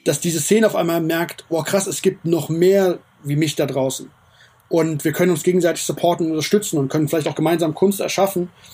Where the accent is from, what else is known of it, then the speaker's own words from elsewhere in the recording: Frankfurt, Hesse, Germany; ich bin Frankfurter, hier hat alles angefangen